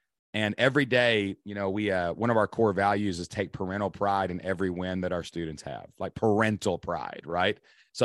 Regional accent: Kentucky, United States; I'm from Kentucky

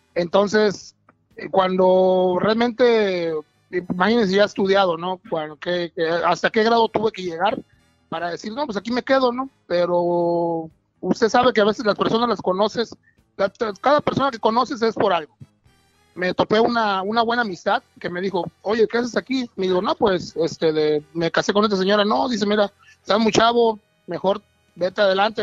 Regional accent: Veracruz, Mexico; moved away as an adult; now in United States; Soy de Veracruz, vengo de, Veracruz, del mero puerto de Veracruz

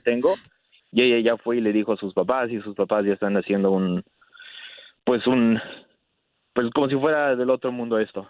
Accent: Mexico; yo soy de México

